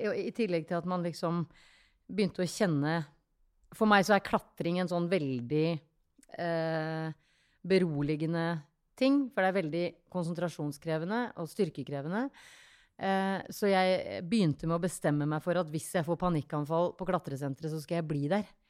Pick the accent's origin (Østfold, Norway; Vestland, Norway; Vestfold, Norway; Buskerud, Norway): Vestfold, Norway; a tiny island outside Tønsberg; Jeg er fra en bitte liten øy eh, utafor Tønsberg